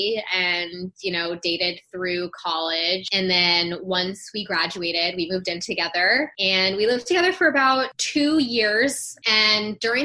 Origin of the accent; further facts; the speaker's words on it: New Jersey, United States; moved away as an adult; now in New York City, United States; I grew up in New Jersey